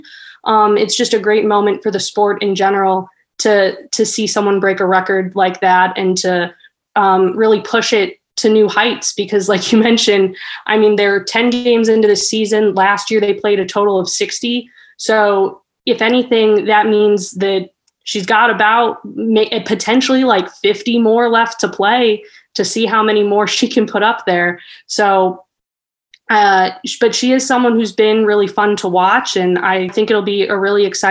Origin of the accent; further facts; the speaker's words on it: Chicago, Illinois, United States; I'm from Chicago